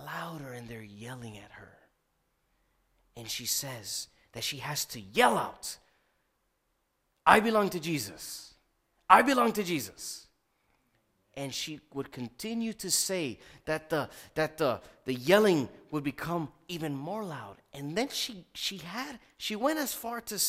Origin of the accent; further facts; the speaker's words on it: Miami, Florida, United States; I'm from Miami, Florida